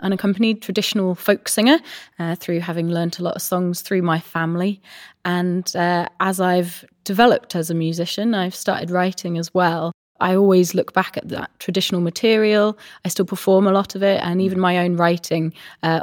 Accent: Minety, South West England, United Kingdom; moved away as an adult; also born or lived in Glasgow; I grew up in North Wiltshire, a tiny little village called Mynty

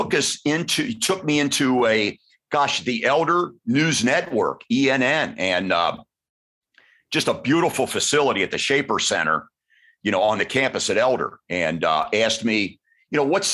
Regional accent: Cincinnati, Ohio, United States; I grew up at the corner of West 8th and Rosemont in the St. William Parish. And that's, you know, when you're from Cincinnati

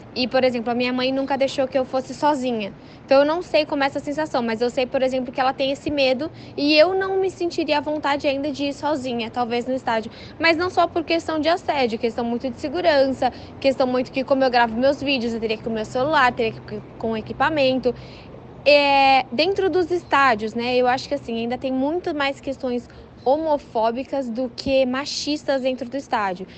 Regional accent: São Paulo, Brazil; Eu sou de São Paulo

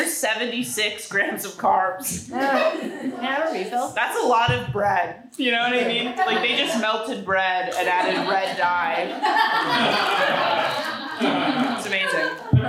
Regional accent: New Jersey, United States; I'm from Jersey

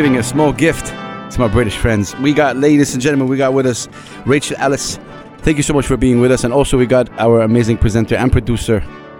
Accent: Saudi Arabia; I'm from Saudi Arabia.

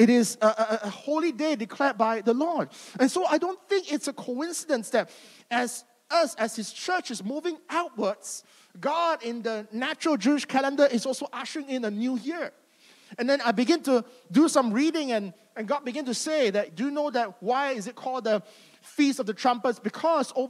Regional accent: Malaysia; growing up in Malaysia

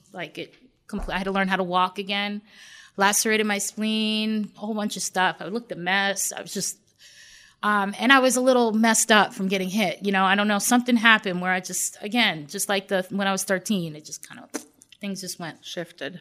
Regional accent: Long Island, New York, United States; I grew up in New York. I grew up in Long Island, New York.

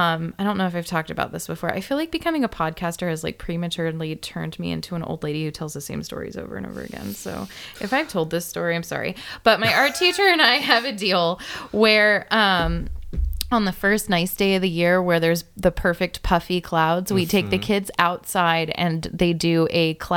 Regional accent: San Diego, California, United States

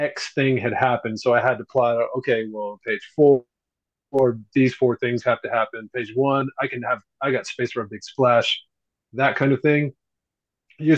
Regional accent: Texas, United States; I'm from Texas

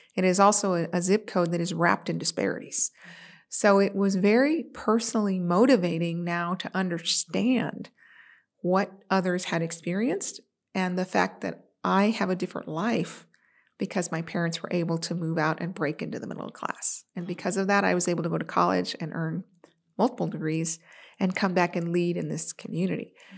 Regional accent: San Antonio, Texas, United States; also born or lived in California; now in Texas, United States; I am a Texas native

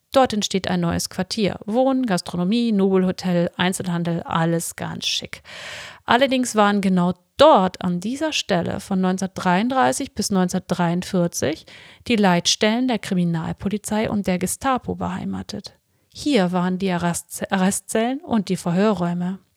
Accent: Kiel, Schleswig-Holstein, Germany; Aber ich komme aus Kiel und wir Kieler wissen, äh, gute Architektur und sinnvolle Architektur hat nicht immer was mit Schönheit zu tun.

